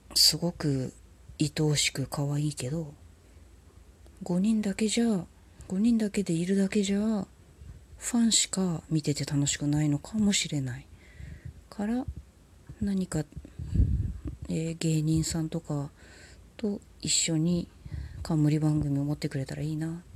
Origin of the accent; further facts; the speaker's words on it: Tokyo, Japan; 東京生まれの東京育ちのシティガールだもん